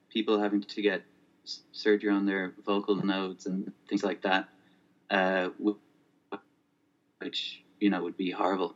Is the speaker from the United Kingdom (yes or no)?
no; Ireland; also born or lived in Spokane, Washington, United States; until I was 8, I grew up in Spokane, Washington. And then we moved to Ireland in 1998, and I've been here since.